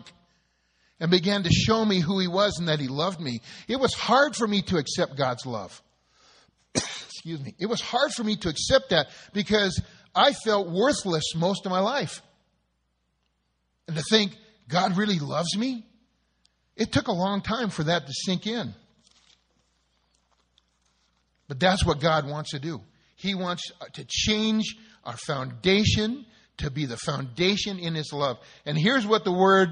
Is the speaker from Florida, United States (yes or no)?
no; Southern California, United States; born or raised there